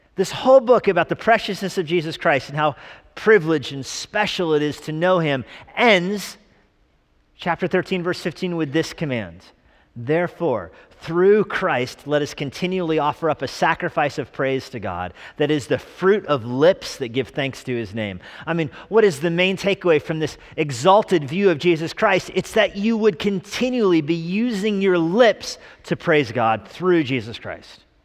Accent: Albuquerque, New Mexico, United States; moved away; growing up in Albuquerque, New Mexico

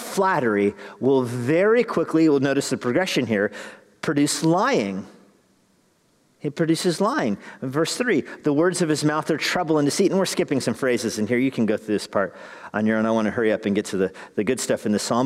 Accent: Albuquerque, New Mexico, United States; Growing up in Albuquerque

